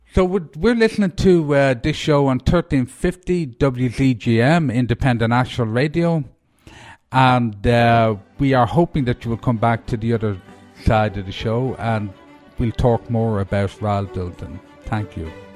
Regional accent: Ireland; now in Asheville, United States; I'm, I'm from Ireland

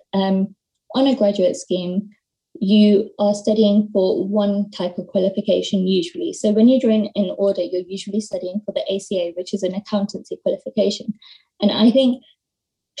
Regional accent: London, United Kingdom; I am from London.

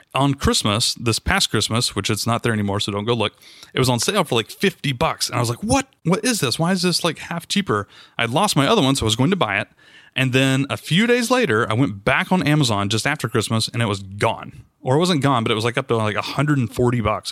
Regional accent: the South, United States; I'm from the South

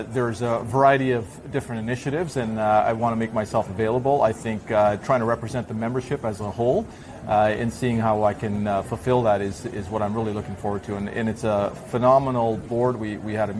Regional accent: Toronto, Ontario, Canada; also born or lived in Zaire / Belgium; now in Vancouver, Canada; I was born in Africa, actually, in Zaire. I grew up in Toronto after a short stint in Belgium

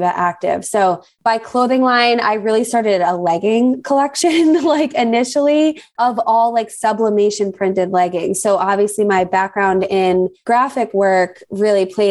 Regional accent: New Jersey, United States; moved away as an adult; now in South Florida, United States; I live in South Florida. I grew up in New Jersey most of my life and relocated down here about 10-ish, maybe 11 years ago.

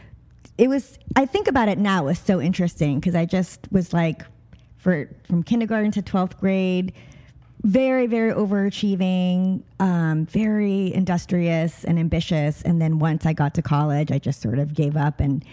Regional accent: Long Island, New York, United States; also born or lived in Brooklyn, New York / Boston; I was born in Brooklyn, New York. I was raised in Long Island

